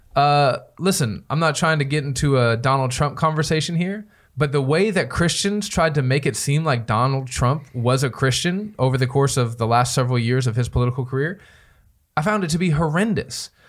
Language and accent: English; United States; I love being an American